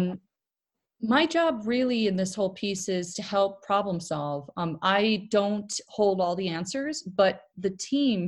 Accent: Milwaukee, Wisconsin, United States; moved away; my hometown is Milwaukee, Wisconsin. I lived in the Midwest my entire life.

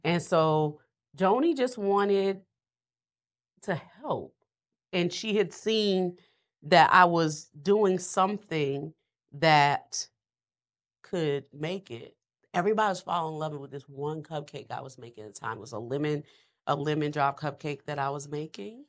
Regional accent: New Orleans, Louisiana, United States; I'm a, I'm a Louisiana girl. I'm from New Orleans

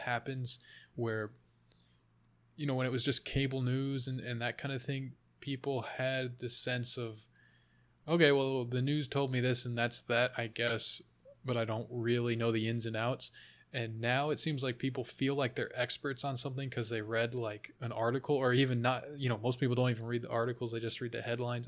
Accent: United States; also born or lived in Finland (ancestry); I'm Finnish American

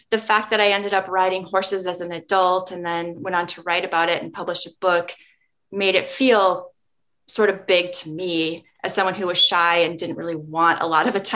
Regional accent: Nebraska, United States; now in Minnesota, United States; Growing up in Nebraska, where it's not a place that you hear about much in terms of like national or even regional in the in the midwest you don't hear a whole lot about it it's not given a lot of attention

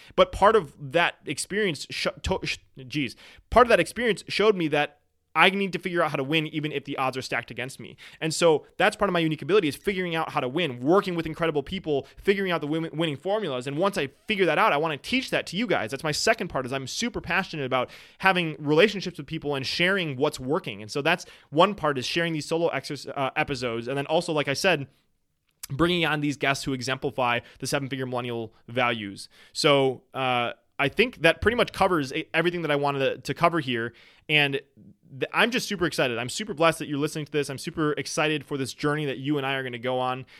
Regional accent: Wisconsin, United States; I am from Wisconsin

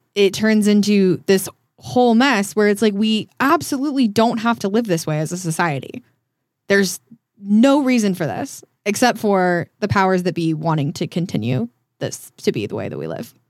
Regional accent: small town outside of Denver, Colorado, United States; now in Hollywood, United States; I'm from Denver, I'm from a small town outside of Denver

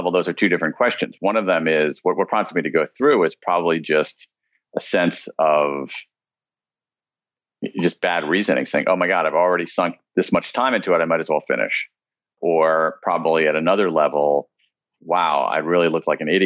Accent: American Midwest, United States; born or raised there

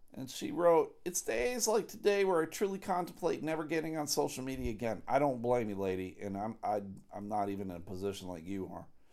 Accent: Buffalo, New York, United States; the good old Buffalo Bills, my hometown heroes, the Buffalo Bills

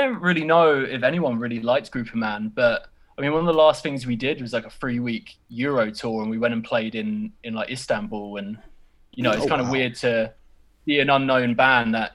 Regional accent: United Kingdom; I'm British

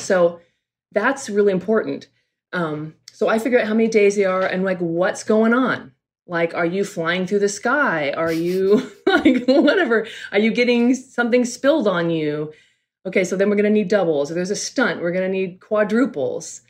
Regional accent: California, United States; also born or lived in New York; I'm from California. I'm a California girl

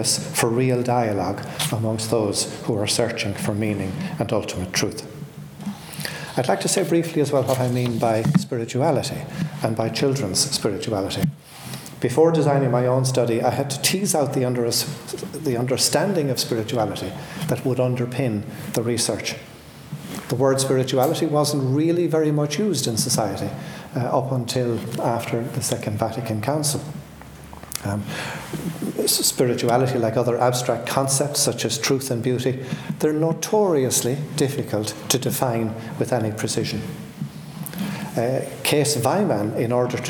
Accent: Ireland; I grew up in Ireland in the 1950s, and that was very much a confessional society.

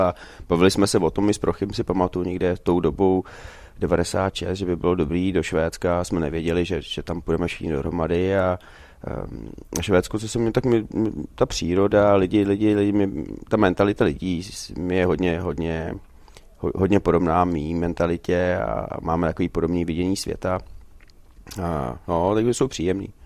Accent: Czechia; moved away as an adult; also born or lived in Sweden; jsem se vrátil sem loni, tak já jsem tady vždycky byl dva, tři týdny v létě

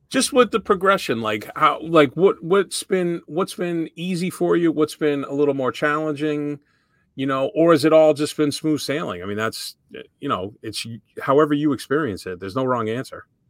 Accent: Framingham, Massachusetts, United States; I grew up in Framingham

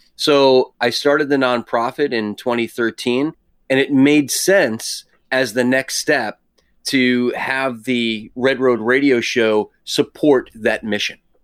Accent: New York, United States; I was born in New York, so I'm an East Coaster

